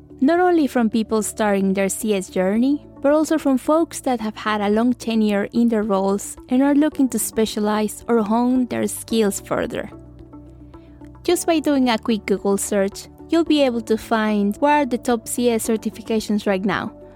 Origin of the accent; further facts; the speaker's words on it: Mexico; I did a bachelor in international marketing in my hometown in Mexico